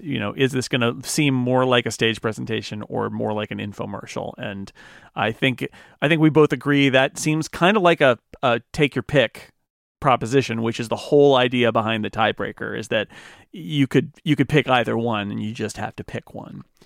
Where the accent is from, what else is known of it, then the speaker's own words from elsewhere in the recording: United States; I'm an American.